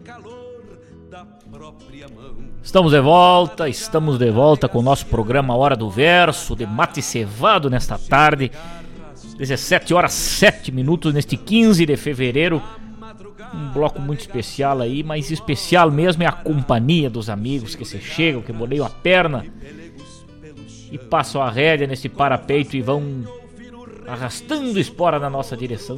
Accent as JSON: {"language": "Portuguese", "town": "Rosário do Sul", "region": "Rio Grande do Sul", "country": "Brazil", "tie": "born or raised there", "moved": "as an adult", "said": "sou natural de Rosário do Sul, e morei até meus 22 anos lá e cresci também"}